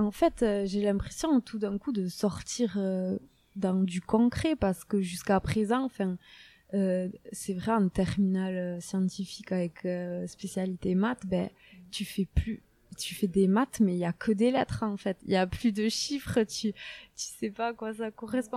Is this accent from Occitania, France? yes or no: no; Saint-Jean-de-Luz, Nouvelle-Aquitaine, France; accent: south-western French; je suis née, vous, entendez certainement mon gros accent, euh, dans le sud-ouest de la France. Je suis née à Saint-Jean-de-Luz